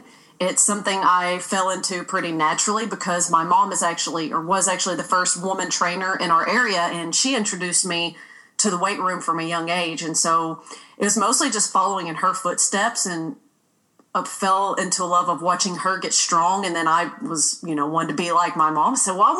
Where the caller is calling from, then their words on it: Kentucky, United States; I'm currently in Western Kentucky.